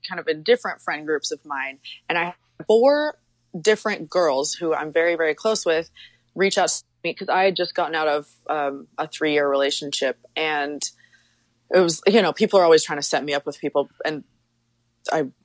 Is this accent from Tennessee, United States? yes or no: no; Wyoming, United States; I grew up in Wyoming on a ranch in very, very rural Wyoming.